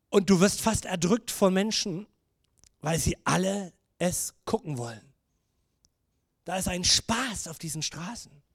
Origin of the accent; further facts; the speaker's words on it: Germany; ich als Deutscher